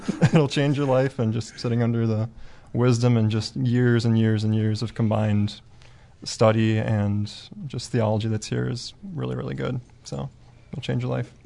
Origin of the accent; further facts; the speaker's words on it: Wisconsin, United States; moved away as an adult; now in Oklahoma, United States; I'm from Mays Manor, Wisconsin. Just a little small town up there